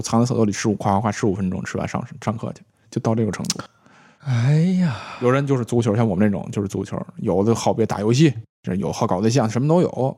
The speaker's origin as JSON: {"language": "Chinese", "region": "Tianjin", "country": "China", "moved": "yes", "lives_now": "Beijing, China", "said": "我们天津那边管， 管这东西叫籽儿"}